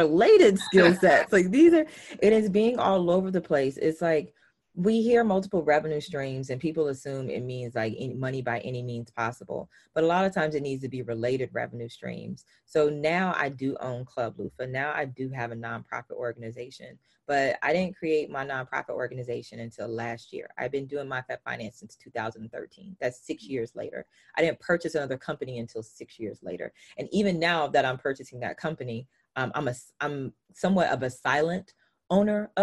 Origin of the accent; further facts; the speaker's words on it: the South, United States; I'm from the South. So I use language slightly different